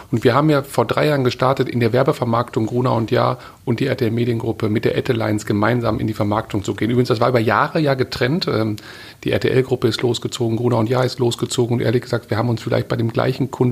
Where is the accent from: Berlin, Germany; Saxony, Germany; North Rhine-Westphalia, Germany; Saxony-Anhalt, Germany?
North Rhine-Westphalia, Germany; Witten; Ich komme aus Witten im Ruhrgebiet sozusagen hier, Köln gleich um die Ecke.